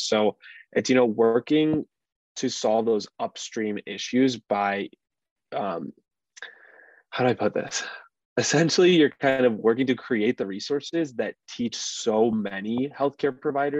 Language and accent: English; Detroit, Michigan, United States; I'm from the Metro Detroit area